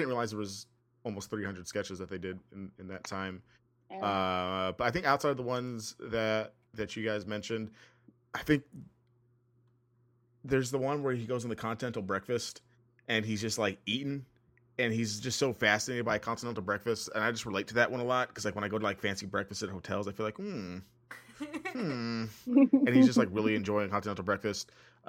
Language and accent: English; El Paso, Texas, United States; I grew up in El Paso.